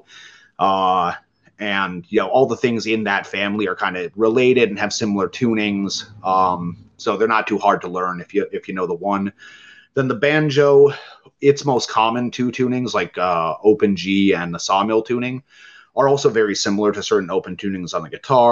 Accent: Midwest, United States; growing up in the Midwest, in the Rust Belt

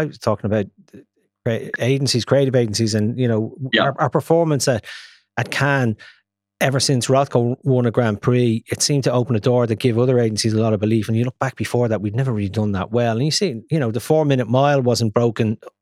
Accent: Ireland; as Irish business

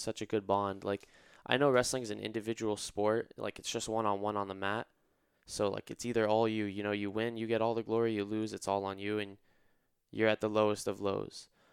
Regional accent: Irvine, California, United States; I'm from Irvine originally, so just about twenty minutes away. I'm a local boy

